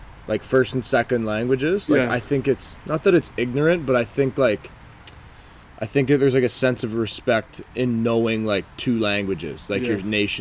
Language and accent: English; Canada; as a Canadian, I would hope Canadians are like that too.